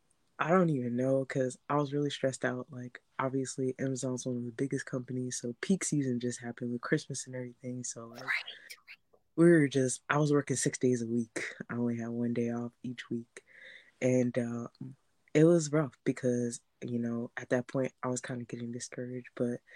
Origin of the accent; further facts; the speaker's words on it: New Jersey, United States; now in Philadelphia, United States; I moved to Philly from Jersey